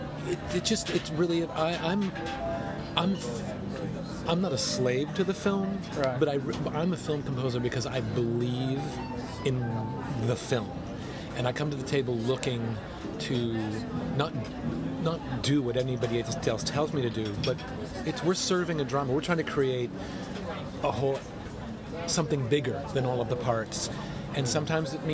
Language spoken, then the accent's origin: English; United States; I grew up in America with pop.